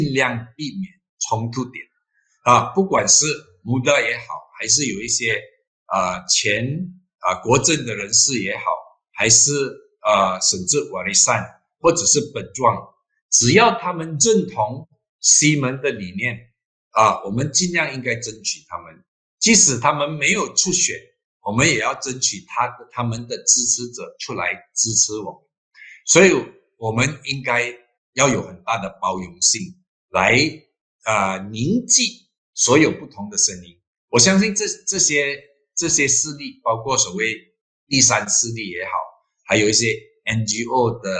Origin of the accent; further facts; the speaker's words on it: Malacca, Malaysia; 我本身是马六甲人，当然我对马六甲的这个不单单是了解，但是我也非常关心。我希望呢。啊，我自己的州也可以迎合改革的步伐，继续的发展下去。